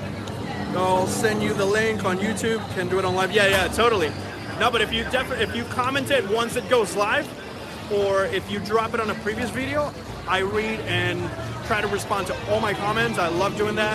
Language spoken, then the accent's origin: English; Puerto Rico; moved away; I'm from Puerto Rico, but I live here now.